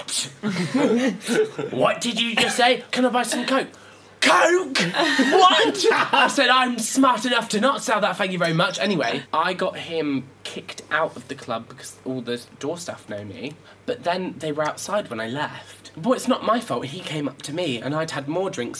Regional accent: Cornwall, South West England, United Kingdom; I'm from Cornwall

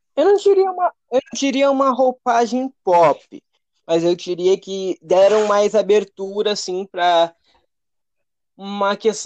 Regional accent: Alvorada, Rio Grande do Sul, Brazil; Alvorada do Rio Grande do Sul, a parte ali de grande é, região metropolitana de Porto Alegre.

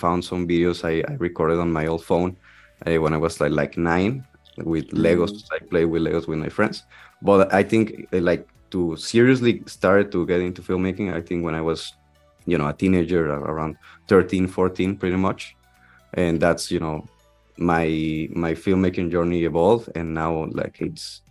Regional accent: Monterrey, Nuevo León, Mexico; I'm from Monterrey, Mexico.

